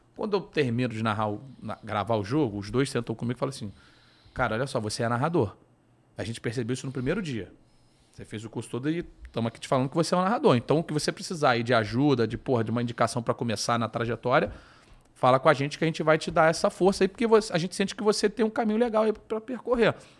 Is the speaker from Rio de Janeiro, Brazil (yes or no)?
yes; Rio de Janeiro, Brazil; moved away as an adult; now in São Paulo, Brazil; Eu sou do Rio, minha família toda é do Rio, meus camaradas todos são do Rio. Então, assim, o meu, meu, a minha vida sempre foi no Rio